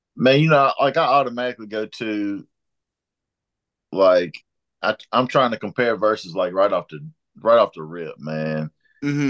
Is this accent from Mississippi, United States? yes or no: yes; Mississippi, United States; moved away; I'm from Mississippi